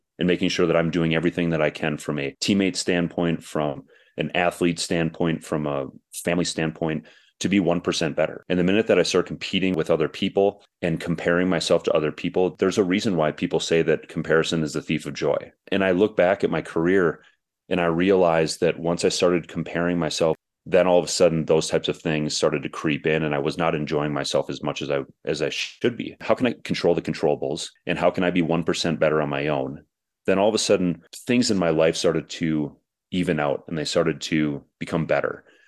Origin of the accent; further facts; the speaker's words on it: Minnesota, United States; I grew up in Minnesota, so we had guys like John Casey and Kari Taco.